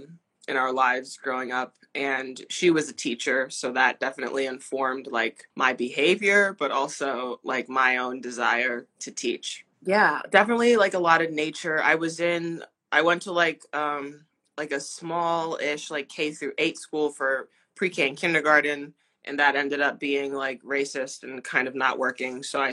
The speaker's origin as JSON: {"language": "English", "town": "New Brunswick", "region": "New Jersey", "country": "United States", "tie": "born or raised there", "moved": "yes", "lives_now": "Providence, United States", "said": "So I was born in New Brunswick, New Jersey, which is where Rutgers University is."}